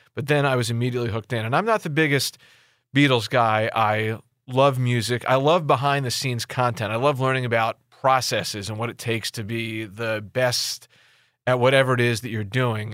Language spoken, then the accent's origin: English; Philadelphia suburbs, Pennsylvania, United States; I grew up in the Philly burbs